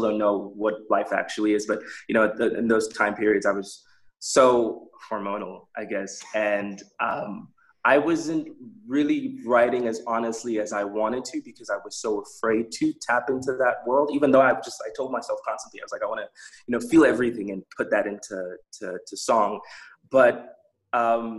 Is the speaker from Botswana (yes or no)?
yes; Botswana; growing up in Botswana